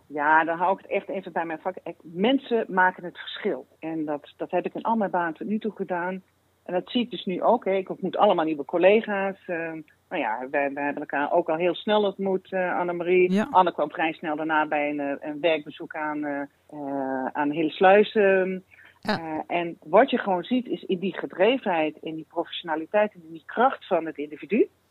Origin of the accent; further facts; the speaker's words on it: Limburg, Netherlands; En ik kom uit Limburg